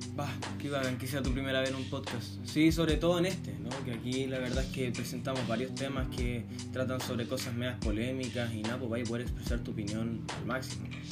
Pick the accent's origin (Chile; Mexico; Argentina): Chile; como chilenos